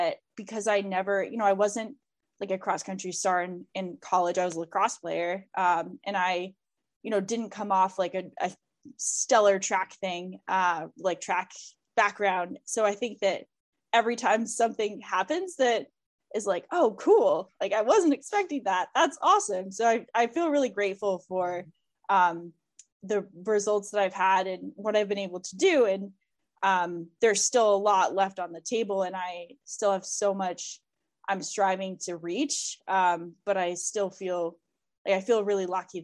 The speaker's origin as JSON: {"language": "English", "region": "Vermont", "country": "United States", "said": "I'm from Vermont. We have these ski academies"}